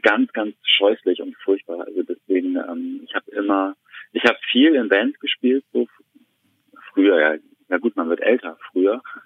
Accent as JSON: {"language": "German", "region": "Hamburg", "country": "Germany", "moved": "yes", "said": "ich komme eigentlich aus Hamburg"}